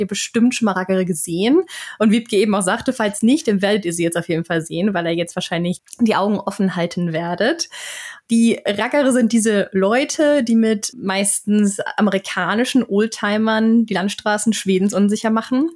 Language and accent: German; Northern Germany, Germany; moved away as an adult; now in Sweden; bei uns in Norddeutschland auf dem Land